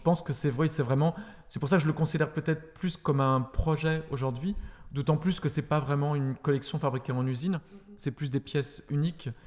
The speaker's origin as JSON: {"language": "French", "country": "France", "also_born_or_lived": "Paris / Berlin", "said": "je viens de France"}